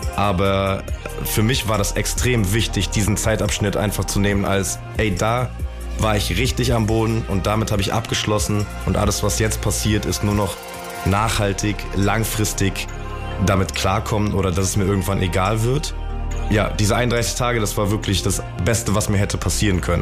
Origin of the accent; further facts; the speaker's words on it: a suburb of Düsseldorf, North Rhine-Westphalia, Germany; Ich komme ja gar nicht aus Frankfurt tatsächlich, aber das nehmen viele an. Aber ich komme aus äh, einer Vorstadt von Düsseldorf.